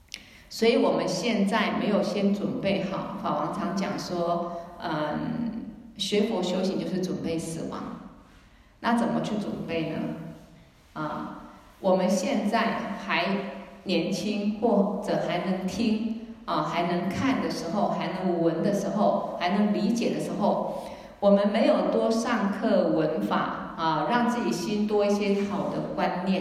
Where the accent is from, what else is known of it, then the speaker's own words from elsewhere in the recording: China; 但是我们中国人通常哈，嗯，比较很多事情不好意思讲。